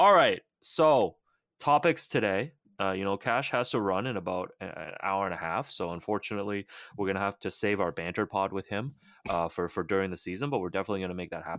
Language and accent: English; Markham, Ontario, Canada; Me as well, because I grew up in Markham, so I heard all the Woodbridge references.